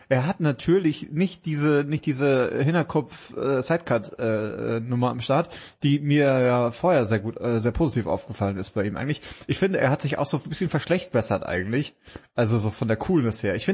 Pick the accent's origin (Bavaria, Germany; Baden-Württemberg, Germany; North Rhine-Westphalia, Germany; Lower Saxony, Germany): Bavaria, Germany; komme ja aus Bayern, aus dem Geberland.